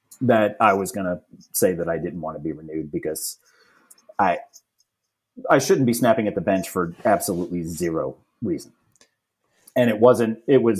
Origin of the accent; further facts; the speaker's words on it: New York, United States; also born or lived in Virginia; now in North Carolina, United States; I'm from New York